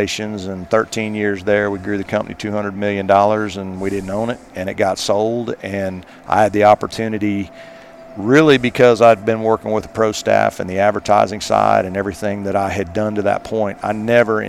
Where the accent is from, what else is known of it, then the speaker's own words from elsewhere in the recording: Midwest, United States; moved away as an adult; now in South Carolina, United States; I grew up in the Midwest